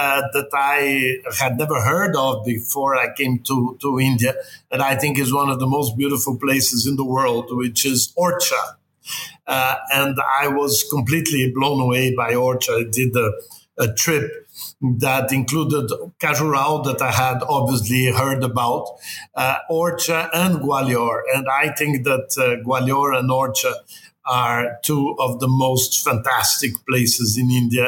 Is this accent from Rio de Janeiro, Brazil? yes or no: yes; Rio de Janeiro, Brazil; I'm from Rio